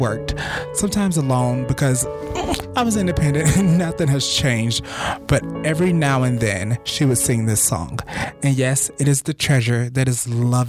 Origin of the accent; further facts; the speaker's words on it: the South, United States; being young and in the South